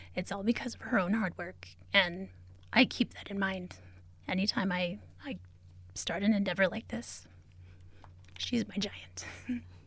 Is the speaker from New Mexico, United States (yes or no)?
yes; Albuquerque, New Mexico, United States; also born or lived in Zuni Pueblo / Isleta Pueblo; I am from, uh, Zuni Pueblo, as well as Isleta Pueblo. Um, I grew up here in Albuquerque, though